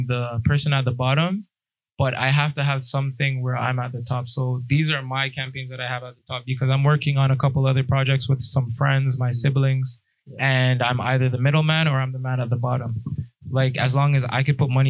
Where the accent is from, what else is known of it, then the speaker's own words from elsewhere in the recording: Brampton, Ontario, Canada; also born or lived in Toronto, Canada; I grew up between a town and a city, a town that everybody in the GTA roasts, Brampton